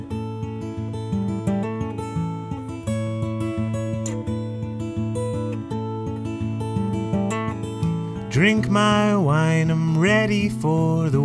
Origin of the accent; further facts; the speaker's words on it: Canada; I identify as a Canadian songwriter